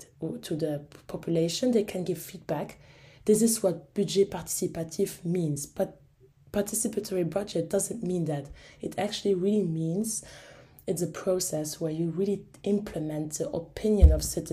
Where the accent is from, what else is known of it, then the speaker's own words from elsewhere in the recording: Luxembourg; I got asked at the age of 21 to run for the local elections in my hometown